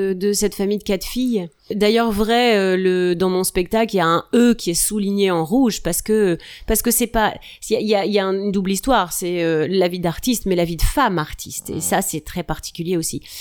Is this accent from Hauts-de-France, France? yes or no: yes; Hauts-de-France, France; Je suis une ch'ti.